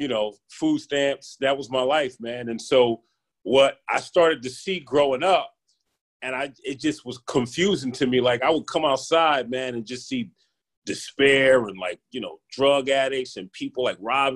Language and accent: English; Philadelphia, Pennsylvania, United States; When I grew up here in the city of Philadelphia, life was real.